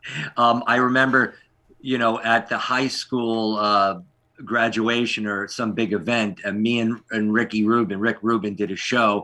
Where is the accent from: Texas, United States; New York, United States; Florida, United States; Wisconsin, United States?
New York, United States; Long Beach; now in Los Angeles, United States; I grew up in Long Beach, Long Island